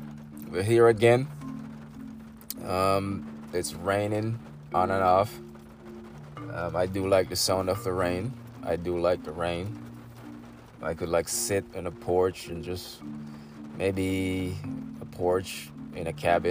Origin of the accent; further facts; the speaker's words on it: Jamaica; moved away; I'm from Jamaica